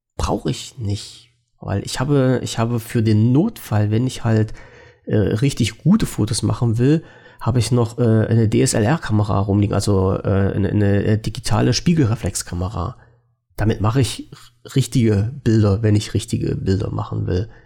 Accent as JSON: {"language": "German", "country": "Germany", "said": "als Deutscher"}